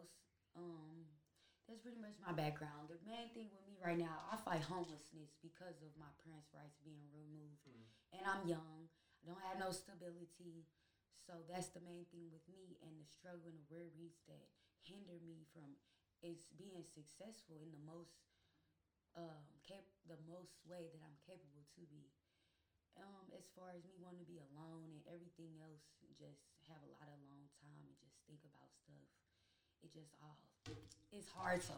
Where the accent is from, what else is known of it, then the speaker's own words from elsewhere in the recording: St. Louis, Missouri, United States; I'm from St. Louis, Missouri area. Overall, in my teens, I moved to St. Louis City area, but in the younger days and the middle school, before high school, I would say, I was raised in St. Louis, North County.